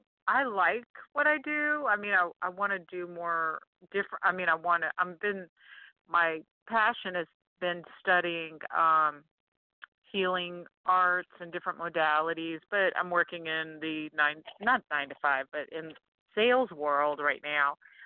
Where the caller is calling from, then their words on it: Louisiana, United States; from Louisiana.